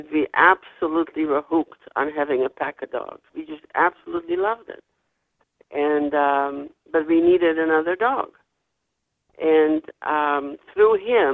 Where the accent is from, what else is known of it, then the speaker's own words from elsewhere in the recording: Netherlands; also born or lived in Winnipeg, Manitoba, Canada / Toronto, Ontario, Canada; now in Canada; I came originally from the Netherlands